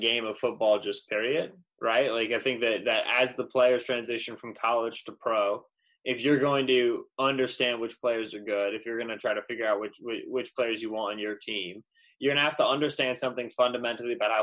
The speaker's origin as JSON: {"language": "English", "region": "Eastern Pennsylvania", "country": "United States", "tie": "born or raised there", "moved": "as an adult", "lives_now": "Michigan, United States", "said": "So I grew up in Eastern Pennsylvania"}